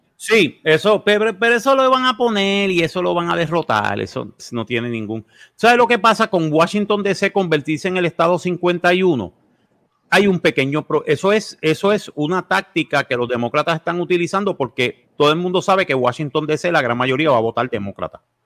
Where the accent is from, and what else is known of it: Puerto Rico